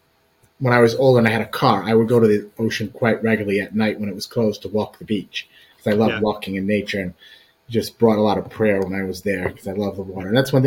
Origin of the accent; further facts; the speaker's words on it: Pawtucket, Rhode Island, United States; It was awesome. I lived in Pawtucket, which is, most of you here in Connecticut would say Pawtucket, but it's Pawtucket. right on the border of Attleboro, Massachusetts.